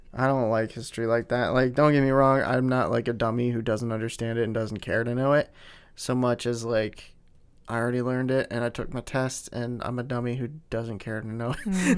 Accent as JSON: {"language": "English", "region": "Pennsylvania", "country": "United States", "tie": "born or raised there", "said": "we're from Pennsylvania, in a very close proximity to, uh, Gettysburg"}